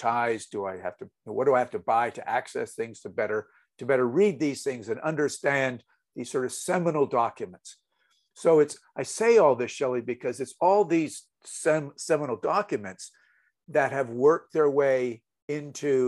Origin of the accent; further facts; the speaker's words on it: Montreal, Quebec, Canada; I grew up in Montreal, Canada